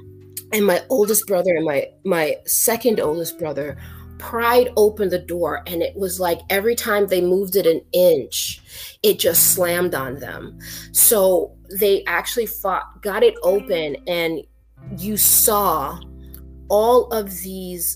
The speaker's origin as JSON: {"language": "English", "region": "New York", "country": "United States", "tie": "born or raised there", "also_born_or_lived": "an island in the Caribbean", "said": "I was born in New York. I was born in Harlem"}